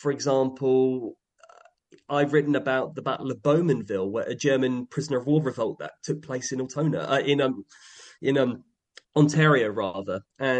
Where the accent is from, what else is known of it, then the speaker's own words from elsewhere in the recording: United Kingdom; moved away as an adult; now in Canada; as a Brit now in Canada